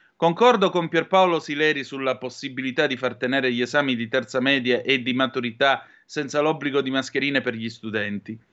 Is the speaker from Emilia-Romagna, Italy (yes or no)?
no; Vibo Valentia, Calabria, Italy; moved away; Vibo Valencia, mia città natale